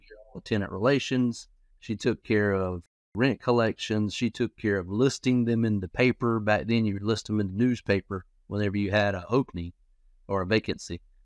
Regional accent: Florence, South Carolina, United States; I'm actually from Florence, South Carolina

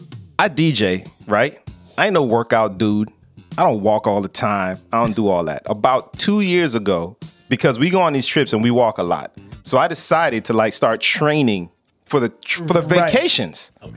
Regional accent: Miami, Florida, United States; Truth of the matter is, I grew up in Miami, so everybody speaks Spanish in Miami.

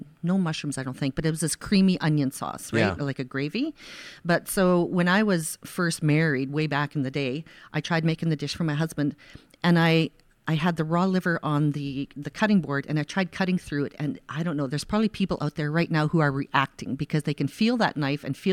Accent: Saskatchewan, Canada; where I grew up in Saskatchewan

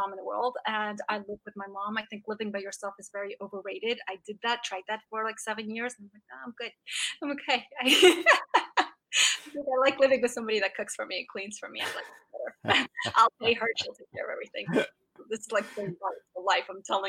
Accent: Russia; English is a second language; We came from Russia, and so for us, cake, I'll give you an example. We used to have cake for breakfast. So we're Russians.

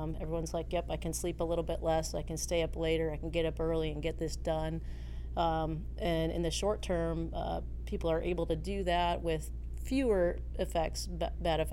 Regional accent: Minnesota, United States; moved away as an adult; also born or lived in Tacoma, Washington; I grew up in Minnesota

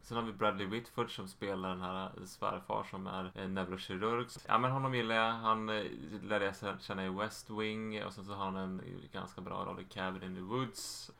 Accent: Sweden

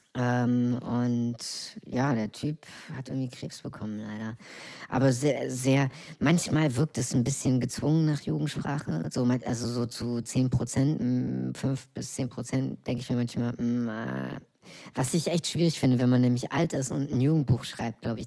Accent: East Germany, Germany; mein Land, in dem ich geboren bin

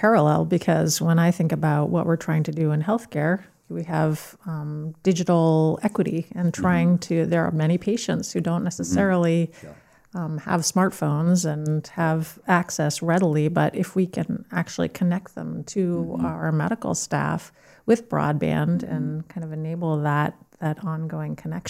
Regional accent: Maine, United States; we're from Maine.

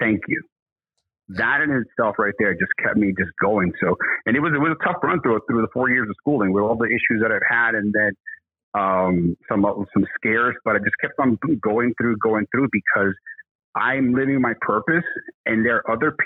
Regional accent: New York City, New York, United States; we're from Brooklyn

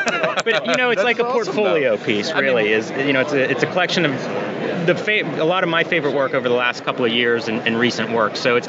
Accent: Pittsburgh, Pennsylvania, United States; I'm from Pittsburgh.

